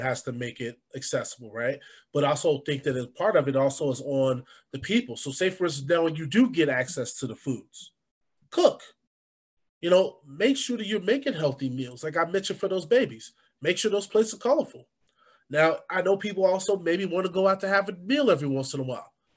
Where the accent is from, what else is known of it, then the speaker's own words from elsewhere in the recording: Chicago, Illinois, United States; I grew up on the South Side